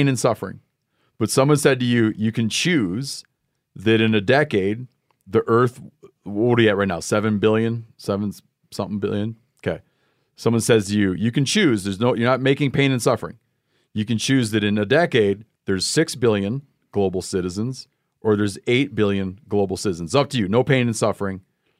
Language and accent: English; Michigan, United States; I'm from Michigan.